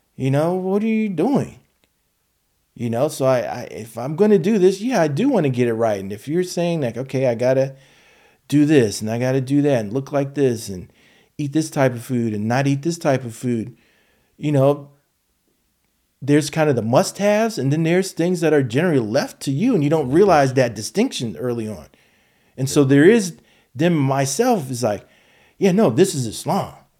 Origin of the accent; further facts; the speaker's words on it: United States; Black American, you know, and descendant of, you know, slaves